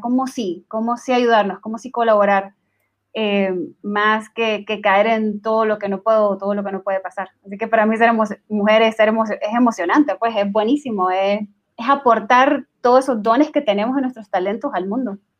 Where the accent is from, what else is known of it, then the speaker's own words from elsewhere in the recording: Nicaragua; now in Guatemala; soy originaria de Nicaragua, pero trabajo en Guatemala